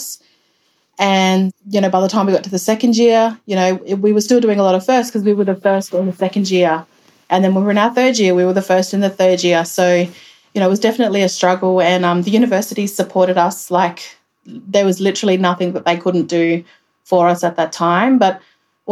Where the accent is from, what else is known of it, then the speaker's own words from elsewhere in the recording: Alice Springs, Northern Territory, Australia; come back to Alice and work. That's what I wanted to do. I wanted to be based in my hometown